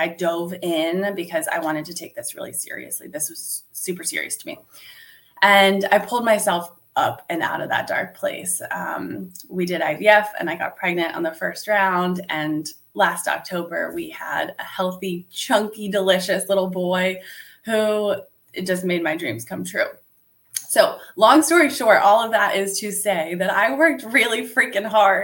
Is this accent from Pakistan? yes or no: no; Italy; now in United States; I was actually born and raised in Italy. And when my parents split up, my mom moved my brother and me to the US